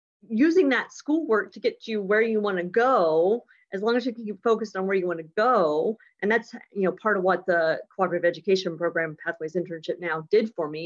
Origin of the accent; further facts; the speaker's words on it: West Lafayette, Indiana, United States; now in Houston, United States; our family's from Indiana. I was born in Indiana. I was born actually at Purdue